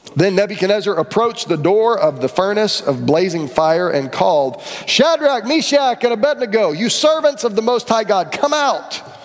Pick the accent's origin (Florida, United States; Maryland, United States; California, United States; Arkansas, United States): Florida, United States; Orlando; I grew up in Rio Pinar, which is kind of Chickasaw, Lake Underhill area